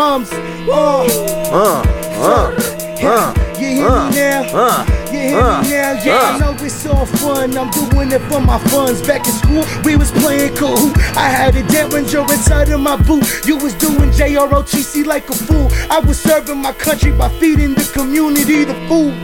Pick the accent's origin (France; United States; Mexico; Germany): United States; Antioch, Tennessee; I'm from Antioch, Tennessee. Born and raised